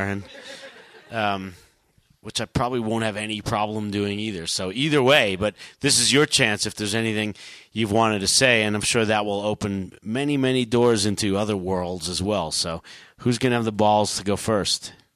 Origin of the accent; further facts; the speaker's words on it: New York, United States; growing up in New York